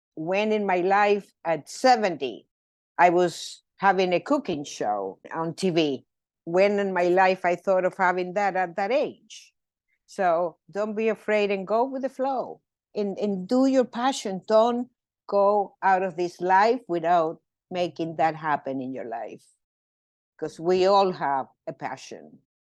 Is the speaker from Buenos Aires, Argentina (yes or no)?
no; Mendoza, Argentina; moved away as an adult; I was born in Mendoza, Argentina. Mendoza is the land of Malbec. Uh, so the eighty-five percent of the wine from Argentina comes from my hometown.